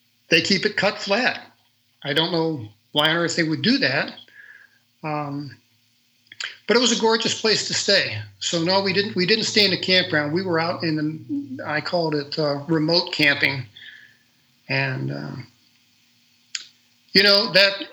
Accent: St. Louis, Missouri, United States; I was from St. Louis, Missouri

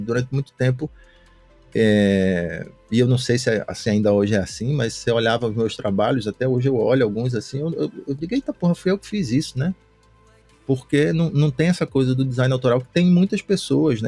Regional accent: Recife, Pernambuco, Brazil; also born or lived in São Paulo; now in Fortaleza, Brazil; Eu sou de Recife, hoje eu estou morando em Fortaleza

